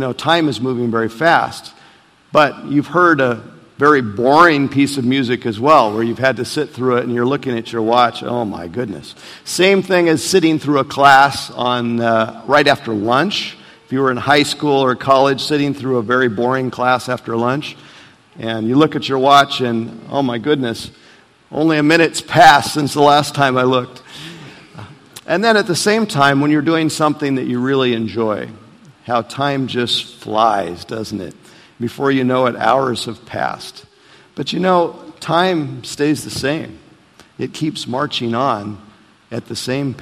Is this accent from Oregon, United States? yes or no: yes; Portland, Oregon, United States; moved away; my hometown in Portland, Oregon